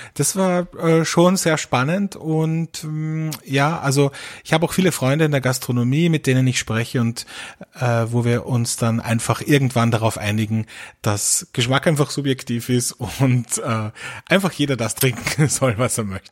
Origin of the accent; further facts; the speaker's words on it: Austria; bei uns in Österreich